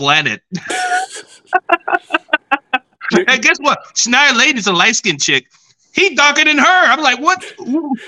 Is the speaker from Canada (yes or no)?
no; Nigeria; I'm Nigerian